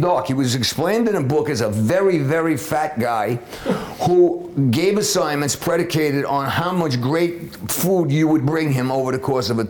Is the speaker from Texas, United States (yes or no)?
no; New York City, New York, United States; also born or lived in Florida; I grew up in the one up in East Harlem. And we talked about the old days in New York, growing up in New York City.